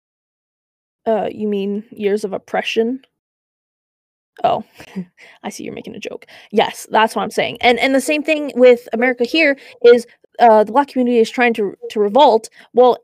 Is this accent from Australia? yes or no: no; Canada; I'm Canadian